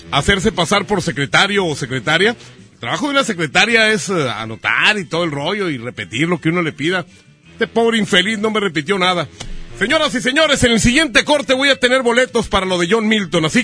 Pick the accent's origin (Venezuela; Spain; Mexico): Spain; Eh, es que yo soy español.